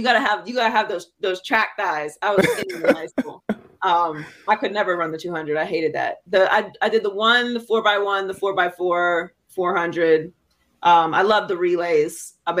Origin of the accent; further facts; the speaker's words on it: Pittsburgh, Pennsylvania, United States; moved away as an adult; also born or lived in Miami; Well, I grew up in Pittsburgh. So I was born and raised in Pittsburgh.